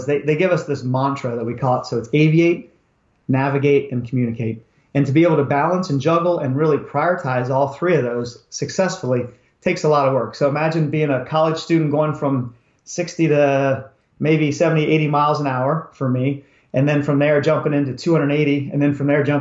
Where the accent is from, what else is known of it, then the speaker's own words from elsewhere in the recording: Pennsylvania, United States; moved away as an adult; also born or lived in Maryland / Texas / California; I grew up in Pennsylvania